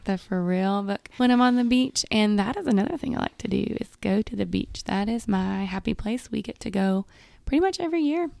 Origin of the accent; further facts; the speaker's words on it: Manchester, Tennessee, United States; now in Murfreesboro, United States; I was raised in a small town called Manchester, and when I was growing up in Manchester